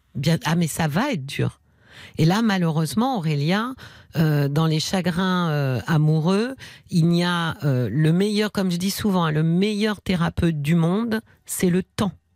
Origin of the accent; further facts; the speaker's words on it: Paris, Île-de-France, France; accent: Parisian; il paraît que ça s'entend, hein, que je suis parisienne, parigo, parisienne